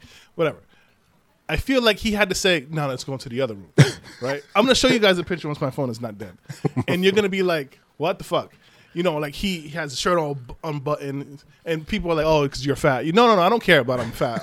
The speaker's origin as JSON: {"language": "English", "country": "Haiti", "said": "I am not Jamaican. I am Haitian."}